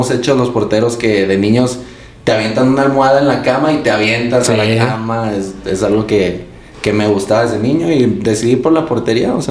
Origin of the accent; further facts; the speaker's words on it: Guadalajara, Jalisco, Mexico; yo soy de Guadalajara.